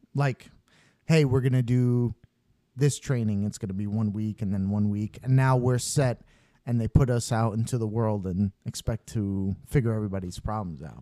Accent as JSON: {"language": "English", "region": "New York", "country": "United States", "said": "I'm from New York"}